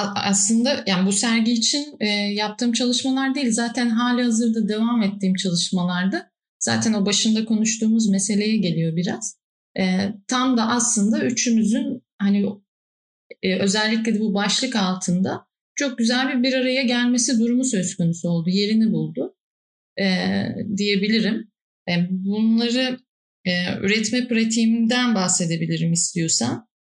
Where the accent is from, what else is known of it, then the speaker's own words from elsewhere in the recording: Istanbul, Turkey; çocukluğumdan bugüne yaşadığım iki yer var Kadıköy'de. Göztepe ile Bostancı arasında